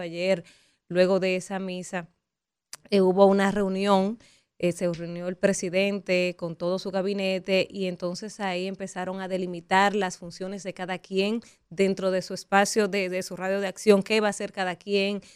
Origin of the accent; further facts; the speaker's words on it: Dominican Republic; lo que somos capaces los dominicanos